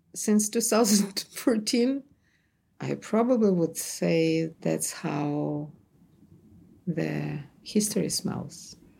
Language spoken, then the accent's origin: English; Kyiv, Ukraine; moved away as an adult; also born or lived in Tartu, Estonia; now in New York, United States; I'm from Kiev.